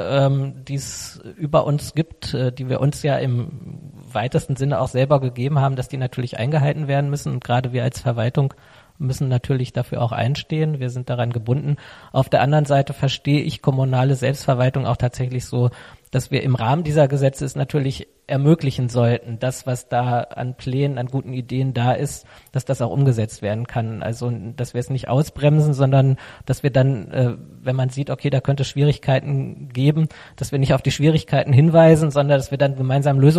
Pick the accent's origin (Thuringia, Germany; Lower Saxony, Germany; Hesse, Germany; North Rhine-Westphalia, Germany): Hesse, Germany; Helmershausen; Ich ähm, bin ja geboren hier in Helmershausen, lebe äh, seit Beginn also hier in Helmershausen in Bad Karlshafen und habe mich immer für die Stadt interessiert